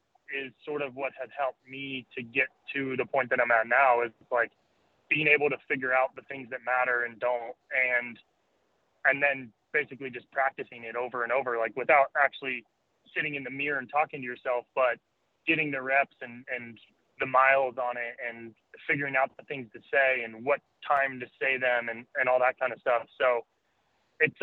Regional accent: Colorado, United States; moved away as an adult; also born or lived in East Coast; now in California, United States; we grew up in Colorado.

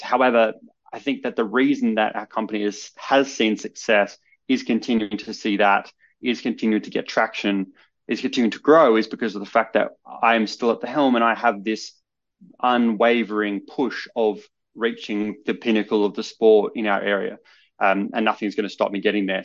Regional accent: Adelaide, South Australia, Australia; I grew up in Adelaide, which is the capital city of South Australia

